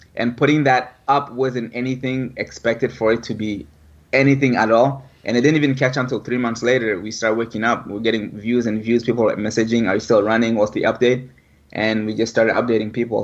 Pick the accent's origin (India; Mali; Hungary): Mali; moved away; born and raised in West Africa, Mali